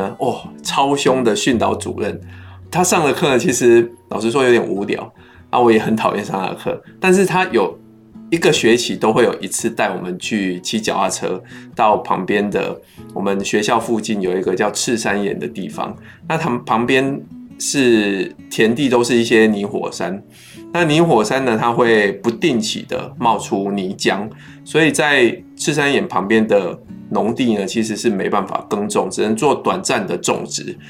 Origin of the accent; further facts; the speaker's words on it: Pingtung County, Taiwan; 因为我跟阿明都是在屏东长大的，那我们对田里的这种童玩其实是非常有回忆的